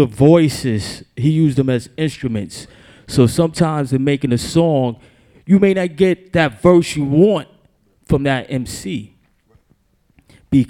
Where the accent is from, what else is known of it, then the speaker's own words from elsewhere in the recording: New York City, New York, United States; I'm from Queens